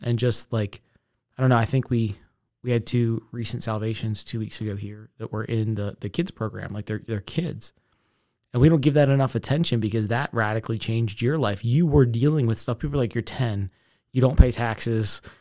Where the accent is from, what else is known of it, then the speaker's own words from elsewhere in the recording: Essex, Maryland, United States; I grew up in Essex